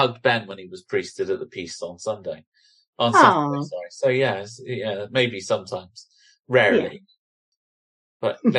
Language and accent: English; Bristol, South West England, United Kingdom; accent: Bristolian; What's wrong with my Bristolian accent?